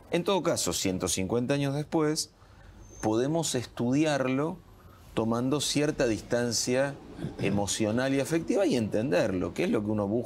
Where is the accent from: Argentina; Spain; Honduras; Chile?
Argentina; sí, somos argentinos, es lo que decís vos